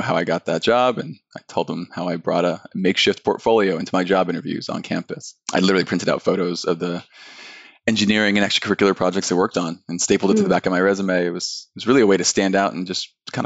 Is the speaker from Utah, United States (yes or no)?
no; just north of Los Angeles, Southern California, United States; I grew up in Southern California, just north of Los Angeles